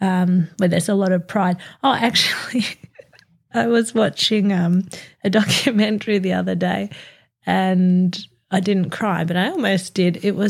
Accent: Australia; being Australian

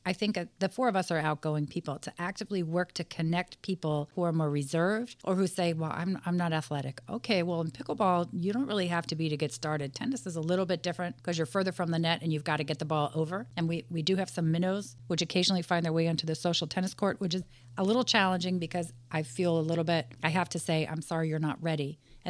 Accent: Washington, United States; I'm from Washington.

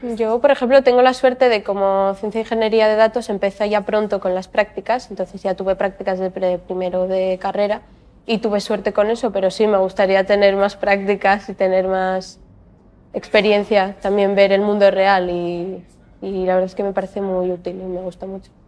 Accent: Gijón, Asturias, Spain; estudié en el Colegio Baristo Valle, después acabé el instituto en el Instituto Monteville de Gijón

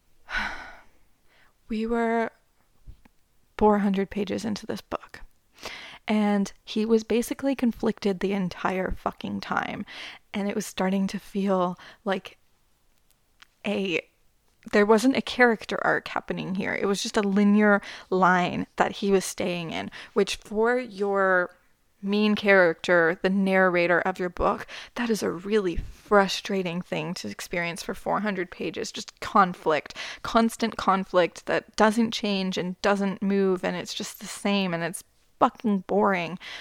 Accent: Canada; I'm Canadian

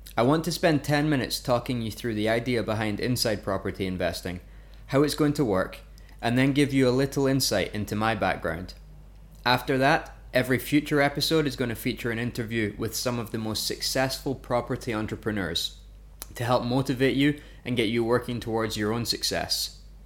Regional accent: Fife, Scotland, United Kingdom; moved away as an adult; also born or lived in Glasgow / Lancaster / Vancouver, Canada; I was born and grew up in a place called Fife in Scotland

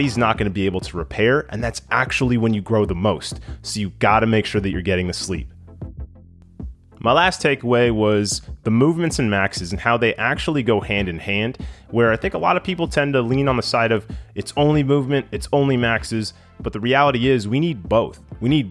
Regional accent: West Coast, United States; I grew up on the West Coast

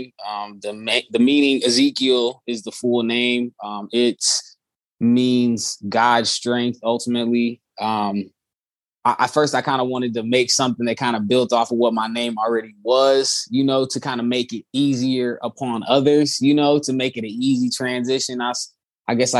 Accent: Chicago, Illinois, United States; I'm from Chicago, Chicagoland area, born and raised, moved around a lot.

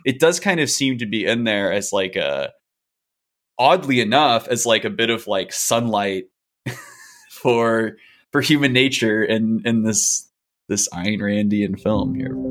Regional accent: Chicago, Illinois, United States; As a Chicagoan

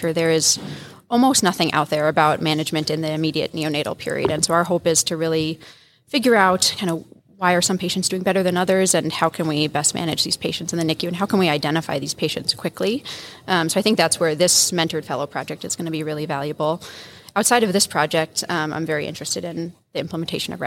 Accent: Rochester, Minnesota, United States; I am at Mayo Clinic, which is home for me. I'm originally from Rochester

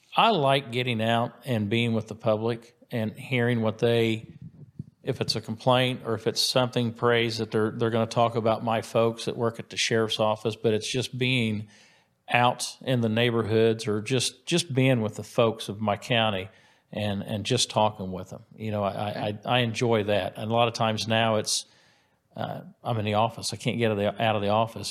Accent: White River Township, Indiana, United States; I went to Center Grove High School, so I grew up in White River Township

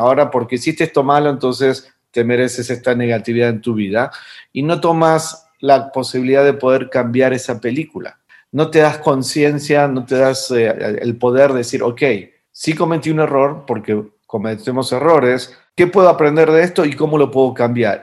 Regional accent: Argentina; moved away; en mi país, eh, en Argentina, de donde vengo, que en realidad ya me fui hace mucho tiempo atrás

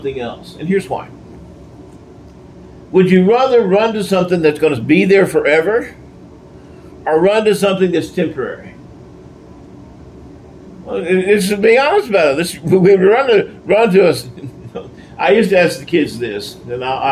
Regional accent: Texas, United States; I'm a Texan, born a Texan

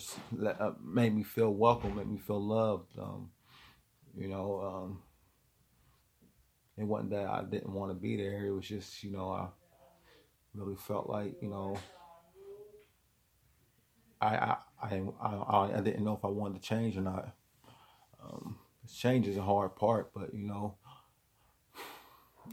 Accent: Wilmington, Ohio, United States; I'm from Wilmington, Ohio

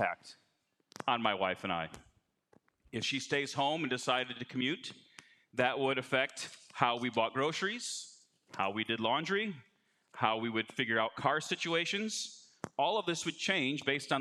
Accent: Chicago, Illinois, United States; I'm from Chicago

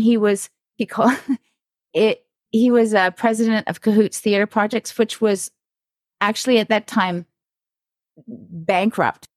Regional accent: Toronto, Ontario, Canada; I grew up here in Toronto in, in North York

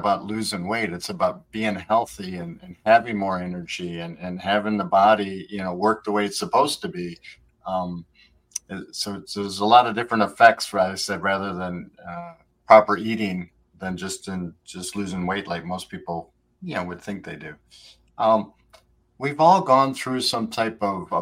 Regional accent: Midwest, United States; now in Florida, United States; I'm from the Midwest originally

